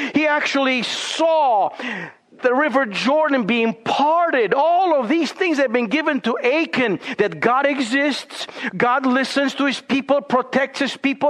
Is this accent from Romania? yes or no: yes; Romania; now in Boise, United States; growing up in Romania